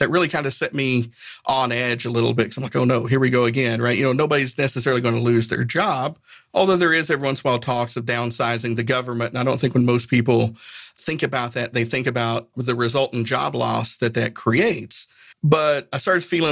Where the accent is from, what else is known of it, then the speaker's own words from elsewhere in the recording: Northeast Tennessee, United States; I grew up in Northeast Tennessee.